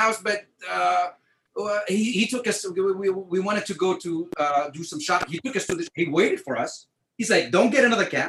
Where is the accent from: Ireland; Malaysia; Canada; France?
France; also born or lived in New York; now in United States; I'm French American.